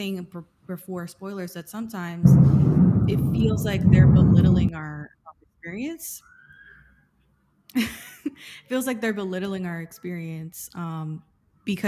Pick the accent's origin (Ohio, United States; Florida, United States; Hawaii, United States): Florida, United States; Miami; I'm half Cuban and I grew up in Miami